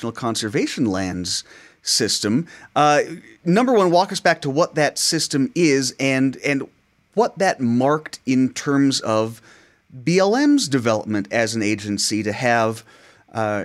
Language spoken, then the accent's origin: English; Arizona, United States; me growing up in Arizona